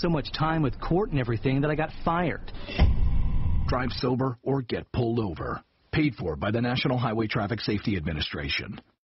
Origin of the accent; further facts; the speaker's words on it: Kingston, Jamaica; moved away as an adult; also born or lived in Mandeville, Jamaica / Washington D.C., United States; I was born in Kingston and spent uh, most of my youth there. I went to KC for three years. Then we moved to Mandeville, and I went to Manchester High School